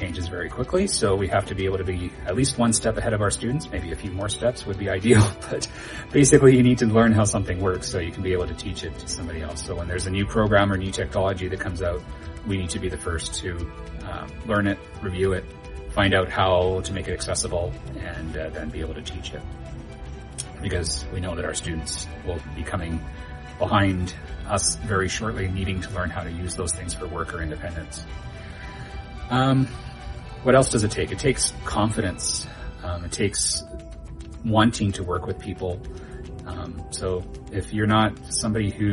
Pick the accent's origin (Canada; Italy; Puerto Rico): Canada; British Columbia; moved away as an adult; now in Kalamazoo, United States; I came from Canada originally. I grew up there and lived in British Columbia until 2016.